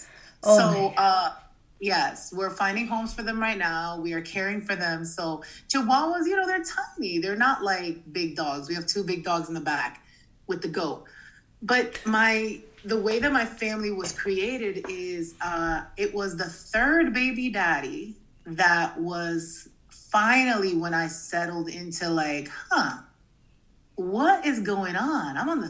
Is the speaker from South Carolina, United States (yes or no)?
no; Massachusetts, United States; also born or lived in New Jersey; I was born in New Jersey and I grew up in Massachusetts. I went to 27 schools.